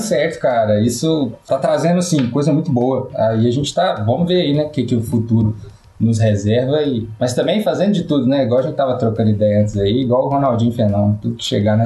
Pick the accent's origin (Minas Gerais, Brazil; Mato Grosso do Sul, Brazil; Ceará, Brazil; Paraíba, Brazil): Minas Gerais, Brazil; Itaúna; Itaúna, né? é, cidadezinha